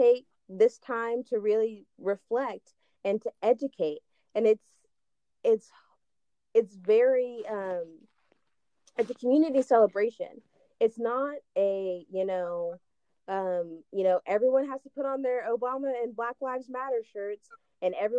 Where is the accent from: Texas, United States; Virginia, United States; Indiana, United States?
Texas, United States; Paris; we grew up in a predominantly white community, so there aren't Juneteenth parades. But where I came from in Paris, Texas